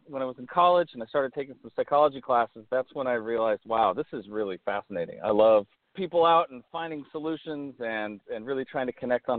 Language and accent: English; Oregon, United States; moved away as an adult; now in Pasadena, United States; I grew up in Oregon, and came down from Oregon to California to go to graduate school in psychology